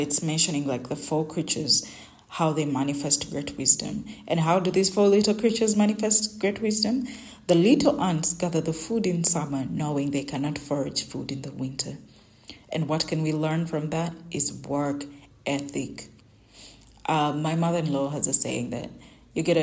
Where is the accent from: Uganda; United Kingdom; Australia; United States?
Uganda; English is a second language; my local language, in my native language in Uganda